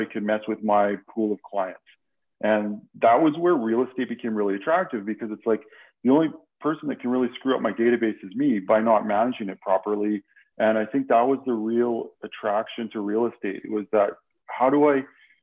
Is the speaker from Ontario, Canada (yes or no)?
no; Saskatchewan, Canada; moved away as an adult; now in Calgary, Canada; I grew up in a small town in Saskatchewan, and in 93, when I graduated